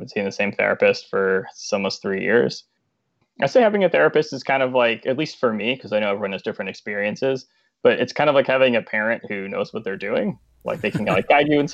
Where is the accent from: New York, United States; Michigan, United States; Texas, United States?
New York, United States; Long Island; I'm from Long Island